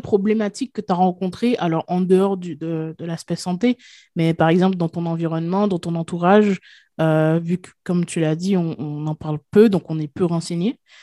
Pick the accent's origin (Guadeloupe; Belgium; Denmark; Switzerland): Guadeloupe; je viens de la Guadeloupe